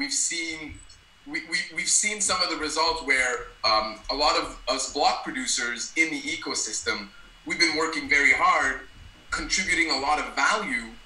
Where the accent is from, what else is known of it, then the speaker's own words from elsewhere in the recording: Ottawa, Ontario, Canada; moved away as an adult; also born or lived in British Columbia / Alberta; now in Montreal, Canada; I grew up in Ottawa, Canada.